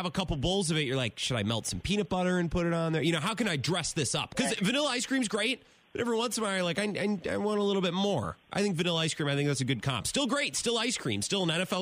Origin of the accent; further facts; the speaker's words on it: Menominee, Wisconsin, United States; my hometown of Menominee